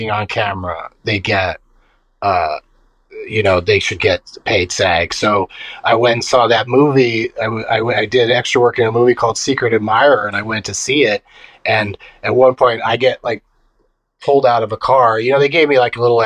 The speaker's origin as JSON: {"language": "English", "town": "San Diego", "region": "California", "country": "United States", "tie": "born or raised there", "moved": "as an adult", "lives_now": "Los Angeles, United States", "said": "I grew up in San Diego, and when I graduated from high school, I just went to junior college in San Diego for a couple years"}